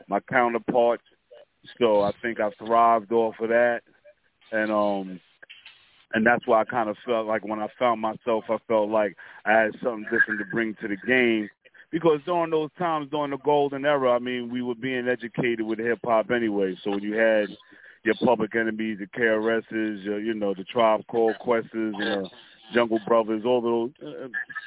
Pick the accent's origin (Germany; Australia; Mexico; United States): United States; New York City, New York; I grew up in Stapleton, so I was the only child from my mother.